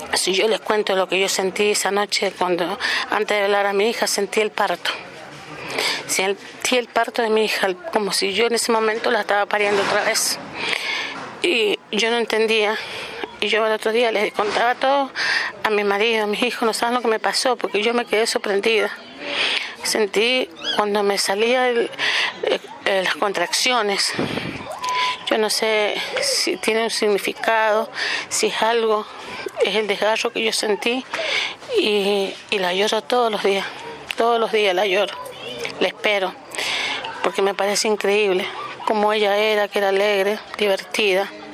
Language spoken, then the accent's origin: Spanish; Mendoza, Argentina; soy de Mendoza, eh, capital